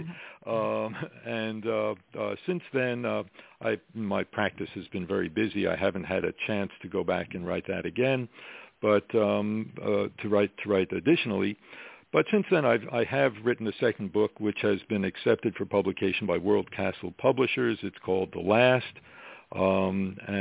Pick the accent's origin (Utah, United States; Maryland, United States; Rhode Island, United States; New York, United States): New York, United States; New York City; moved away as an adult; also born or lived in Michigan; now in Virginia Beach, United States; I was born and raised in Brooklyn, New York